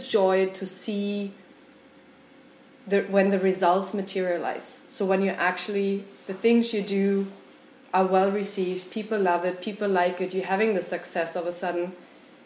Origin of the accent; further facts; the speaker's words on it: Germany; moved away as an adult; also born or lived in Mexico; I'm from Germany originally.